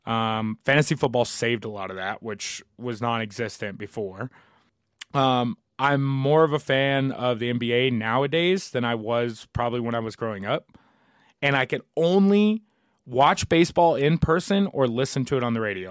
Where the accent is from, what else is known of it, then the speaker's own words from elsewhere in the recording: New Albany, Indiana, United States; I'm from New Albany, Indiana